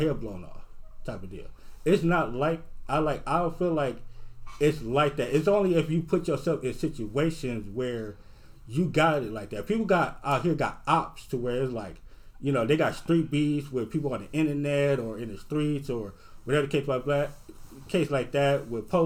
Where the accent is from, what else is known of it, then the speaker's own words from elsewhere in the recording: Watts / Rancho Cucamonga / Moreno Valley, California, United States; Rancho Cucamonga out here